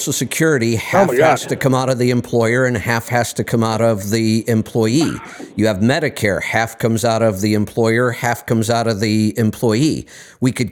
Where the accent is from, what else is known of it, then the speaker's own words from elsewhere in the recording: Northeast Ohio, United States; when I was in high school and growing up in Northeast Ohio